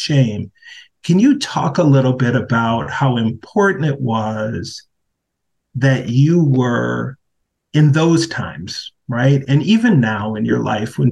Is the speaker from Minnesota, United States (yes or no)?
yes; Minneapolis, Minnesota, United States; the uprisings in my hometown